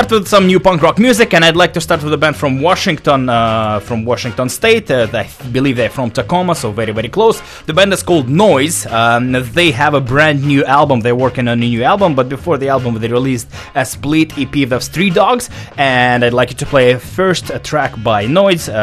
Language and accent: English; Russia; now in Vancouver, Canada; I am from Russia